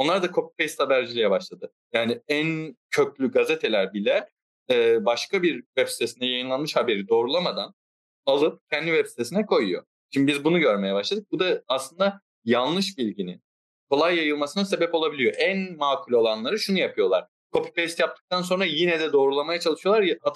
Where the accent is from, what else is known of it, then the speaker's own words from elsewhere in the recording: Istanbul, Turkey; E, ben İstanbul'da doğdum büyüdüm ama e, bir ara Kocaeli'ne gittim.